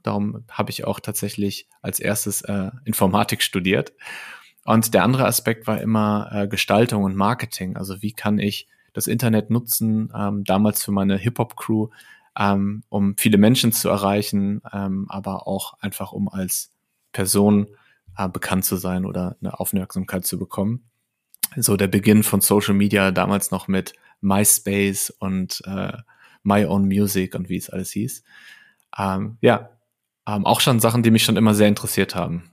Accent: Lippstadt, North Rhine-Westphalia, Germany; moved away as an adult; also born or lived in Paderborn / Bielefeld; now in Berlin, Germany; Ich komme aus Lippstadt, das ist eine ja, mittelgroße Stadt in Westfalen. Ähm, habe da bis ich 20 war ungefähr gewohnt

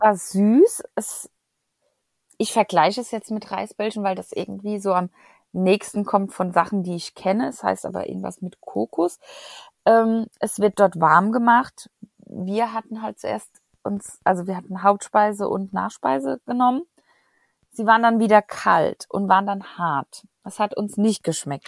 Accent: Germany; wir als Deutsche

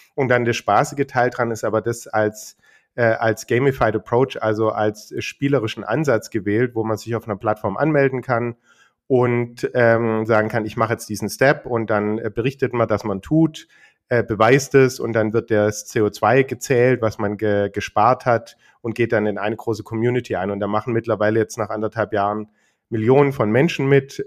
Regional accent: Germany; bei uns in Deutschland

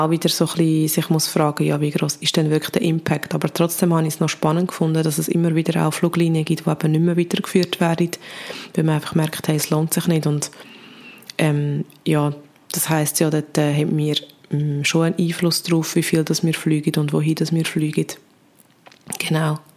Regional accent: Switzerland; wie gross im Vergleich ist der Emissionsausstoß von uns als Schweizer Bevölkerung

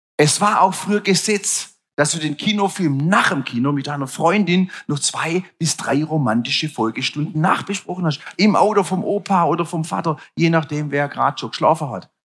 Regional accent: Stuttgart, Baden-Württemberg, Germany

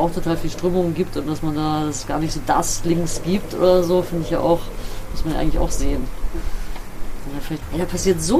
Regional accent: Bremen, Germany; Also, ich komme aus Bremen-Nord, Blumenthal, da bin ich aufgewachsen, kennst du vielleicht, auch so ein abgehängter Stadtteil.

